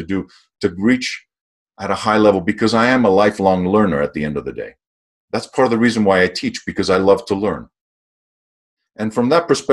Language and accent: English; Greece; moved away; Growing up in Greece